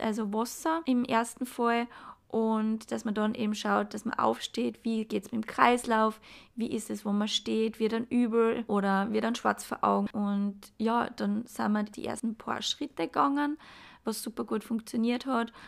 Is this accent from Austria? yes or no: yes; Graz, Styria, Austria; komme ich aus Graz